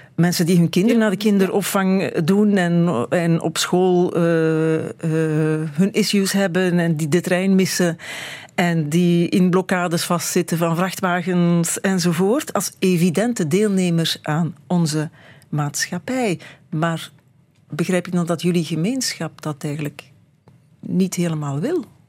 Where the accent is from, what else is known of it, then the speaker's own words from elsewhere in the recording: Beringen, Flanders, Belgium; Ik kom van Bering